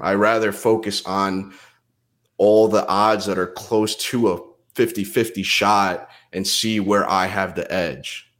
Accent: New Jersey, United States; also born or lived in Pennsylvania / New York; I grew up in Jersey

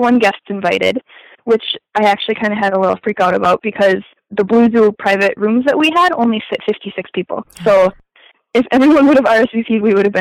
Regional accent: Minnesota, United States; we're from Minnesota

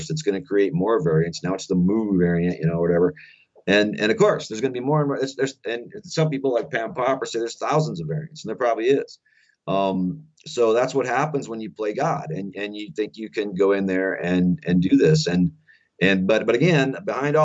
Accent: Faulkton, South Dakota, United States; my little town of Falkton, South Dakota, because this is my home state also, I grew up here

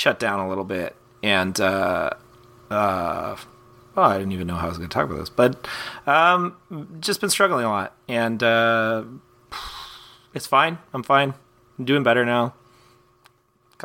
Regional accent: Canada; as a kid growing up in Canada with no cable

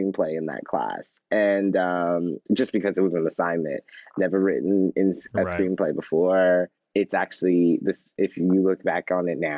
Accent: Houston, Texas, United States; moved away; I was born and raised in Houston, Texas

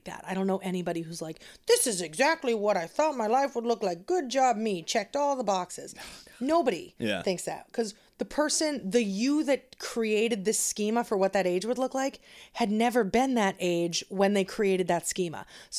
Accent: Danvers, Massachusetts, United States; and I grew up in Danvers

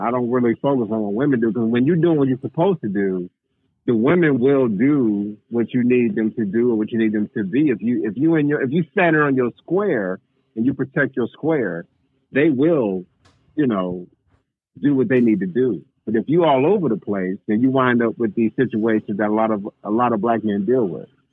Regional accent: Waukegan, Illinois, United States; born and raised in Waukegan, Illinois

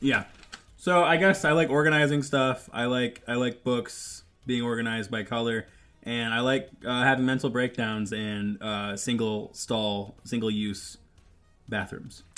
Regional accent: Michigan, United States; I grew up in Michigan

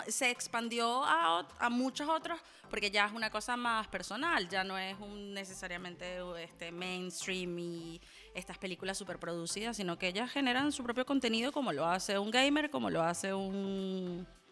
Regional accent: Venezuela; moved away; yo también soy venezolano.

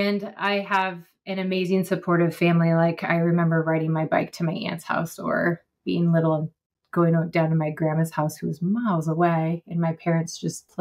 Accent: West Coast, near Mount Rainier, Washington, United States; moved away as an adult; now in North Carolina, United States; I grew up on the West Coast in the shadow of Mount Rainier

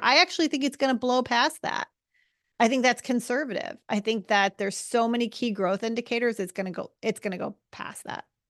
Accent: United States; as an American

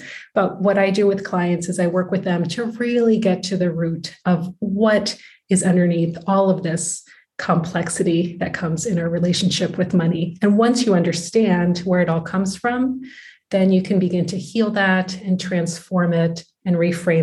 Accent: United States; moved away as an adult; now in Netherlands; I'm from the United States, but my husband is Dutch

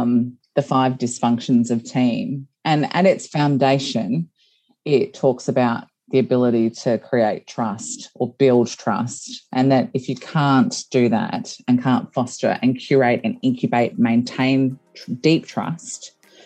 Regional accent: Geelong, Victoria, Australia; I grew up in Geelong

